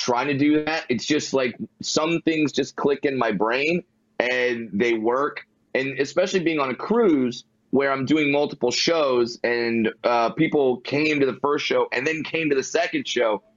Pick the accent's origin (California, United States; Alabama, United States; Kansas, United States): California, United States; Fullerton; Born and raised in Fullerton, California